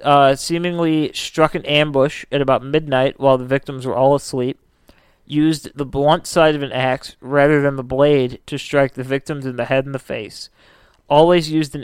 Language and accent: English; Dumbarton, Scotland, United Kingdom; I'm from Dumbarton.